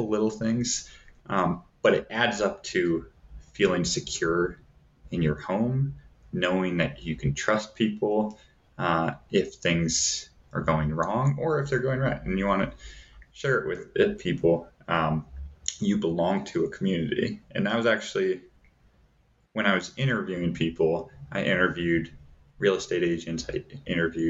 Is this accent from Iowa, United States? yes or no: yes; Davenport, Iowa, United States; now in Flagstaff, United States; where I grew up in Davenport, Iowa